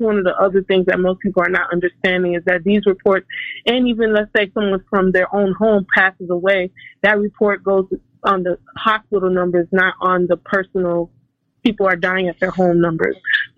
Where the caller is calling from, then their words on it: Chicago, Illinois, United States; Yes, I'm from Chicago.